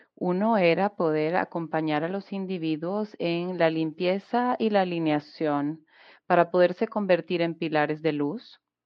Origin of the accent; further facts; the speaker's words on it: Guatemala; de Guatemala